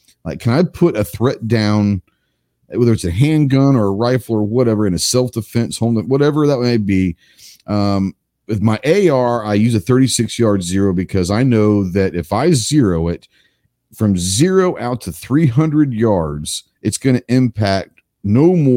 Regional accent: Dallas, Texas, United States; when I grew up in Dallas

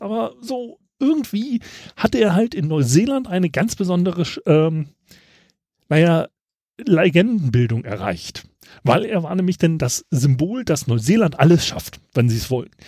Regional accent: Germany; ich als Deutscher

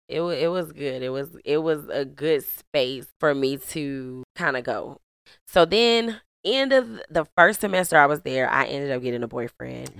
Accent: St. Louis, Missouri, United States; I grew up in Saint Louis, Missouri, three one four

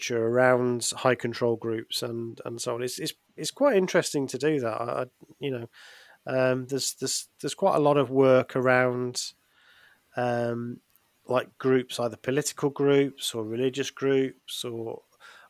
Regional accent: England, United Kingdom; we're from England

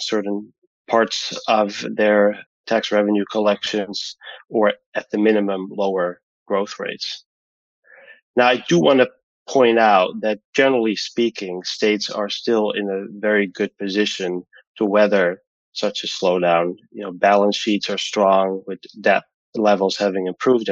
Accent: Amsterdam, North Holland, Netherlands; now in Connecticut, United States; I grew up in Amsterdam, the Netherlands.

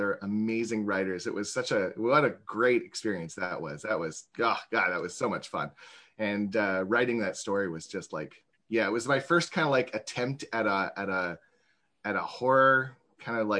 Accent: Vancouver, British Columbia, Canada; I'm from Vancouver up in Canada.

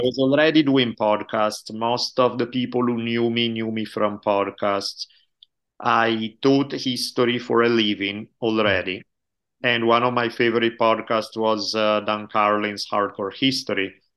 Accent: Italy; moved away as an adult; also born or lived in United States; now in California, United States; I grew up in Italy until I was eighteen years old. moved to U S back in ninety-two

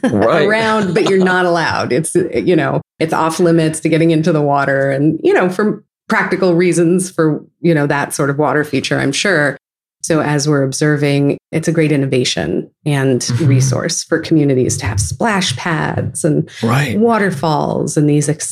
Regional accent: San Francisco Bay Area, California, United States; growing up in the San Francisco Bay Area

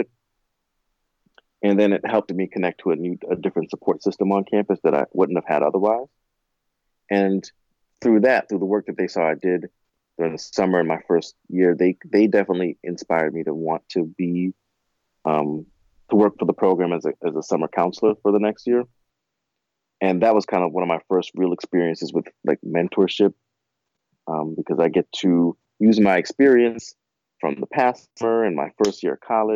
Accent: Orange, New Jersey, United States; I was from Orange. So, and living in East Orange.

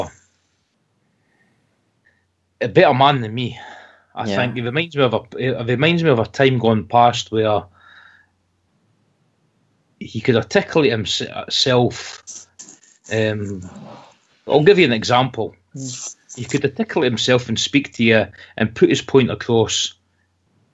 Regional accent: Scotland, United Kingdom; accent: Scots; my accent, my Scots accent, sometimes it gets quite broad.

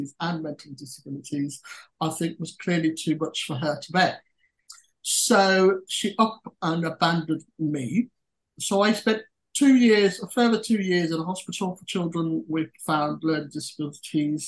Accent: Birmingham, West Midlands, United Kingdom; now in South West England, United Kingdom; I'm a British UK citizen, born and bred in, I'm a Brummie by nature, although I now live in the southwest.

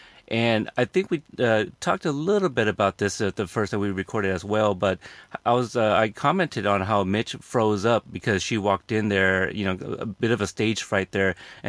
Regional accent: Texas, United States; I was born in Texas.

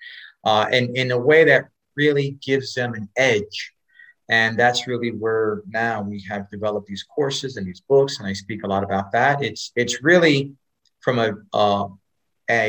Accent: New York City, New York, United States; also born or lived in North Dallas, Texas; now in Dallas, United States; I grew up in Spanish Harlem

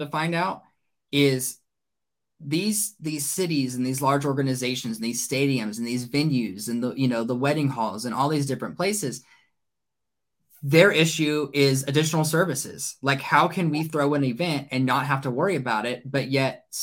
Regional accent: Burleson, Texas, United States; Burleson, which is where I'm from. That's my hometown.

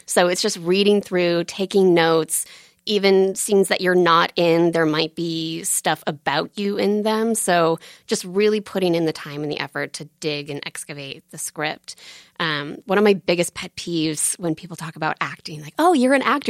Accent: Buckfield, Maine, United States; also born or lived in Portland, Maine; I'm from Buckfield, Maine

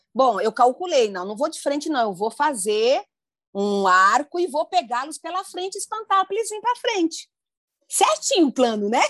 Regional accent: Ilha das Flores, Sergipe, Brazil; eu nasci no Nordeste brasileiro, em Sergipe, Ilha das Flores

